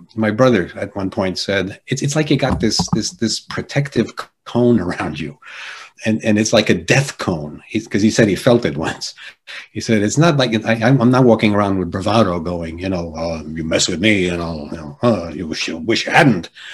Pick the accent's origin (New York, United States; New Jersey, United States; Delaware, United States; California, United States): New Jersey, United States; Jersey City; born or raised there; first language Polish; English is a second language; also born or lived in Argentina